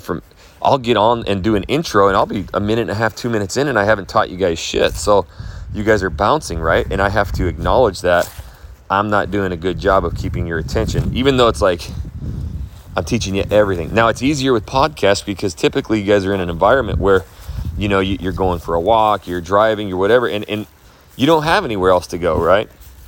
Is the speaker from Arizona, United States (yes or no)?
yes; Phoenix, Arizona, United States; moved away; I'm from Phoenix, Arizona.